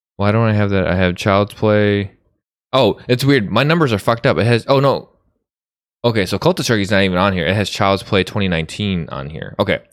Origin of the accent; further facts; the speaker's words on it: outside of Chicago, Illinois, United States; I grew up right outside of Chicago.